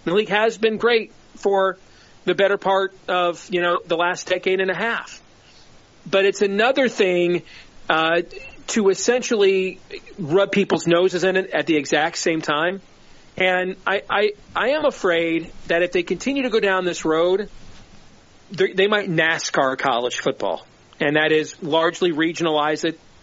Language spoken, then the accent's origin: English; Big Ten country, Midwest, United States; I grew up in the Big Ten country